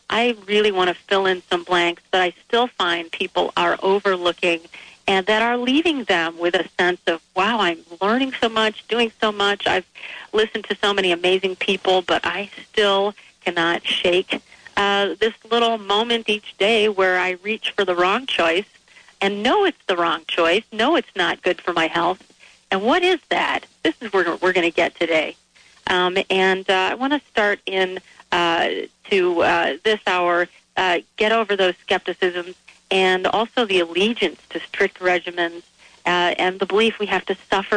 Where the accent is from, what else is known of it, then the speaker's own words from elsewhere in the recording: Michigan, United States; the refined foods I grew up with in Michigan